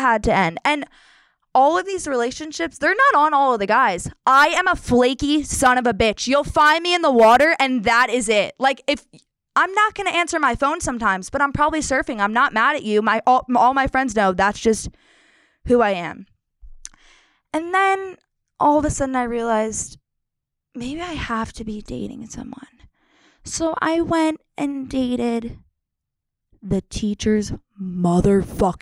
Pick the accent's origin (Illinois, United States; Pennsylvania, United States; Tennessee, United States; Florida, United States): Pennsylvania, United States; I'm from Pennsylvania